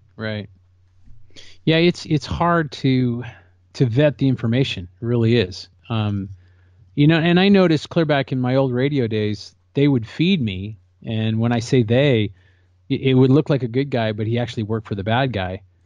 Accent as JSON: {"language": "English", "region": "California", "country": "United States", "tie": "born or raised there", "said": "that's my home state. I love California."}